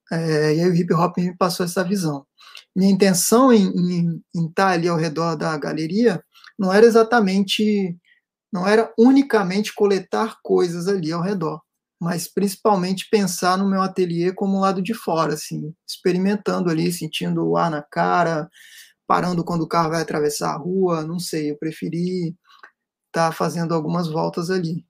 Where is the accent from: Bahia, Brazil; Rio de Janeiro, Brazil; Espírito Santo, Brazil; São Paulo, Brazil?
Espírito Santo, Brazil; Serra; Serra Dourada né que é onde eu cresci